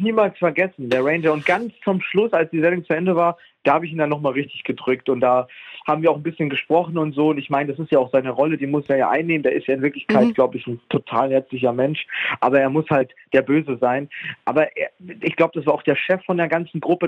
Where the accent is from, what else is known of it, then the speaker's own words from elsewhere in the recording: Munich, Bavaria, Germany; moved away as an adult; now in Switzerland; ich vermisse schrecklich meine Heimat München, also auch Bayern und so. Also ich komme ja aus Bayern, München